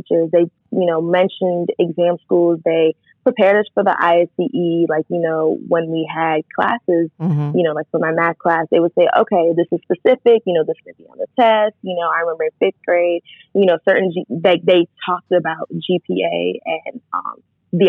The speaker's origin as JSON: {"language": "English", "town": "Boston", "region": "Massachusetts", "country": "United States", "tie": "born or raised there", "said": "I grew up in Bloomingdale and West Rochester, and I went to St. Teresa of Avila in West Rochester off of Center Street"}